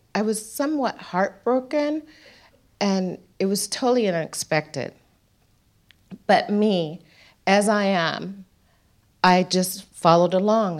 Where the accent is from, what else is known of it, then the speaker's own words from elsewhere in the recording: United States; moved away as an adult; now in Darwin, Australia; So, I go back to the United States